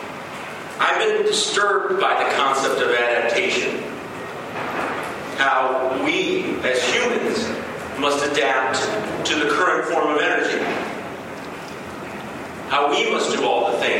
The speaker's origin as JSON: {"language": "English", "town": "Los Angeles", "region": "California", "country": "United States", "tie": "born or raised there", "said": "I grew up in Los Angeles in the 70s and the 80s"}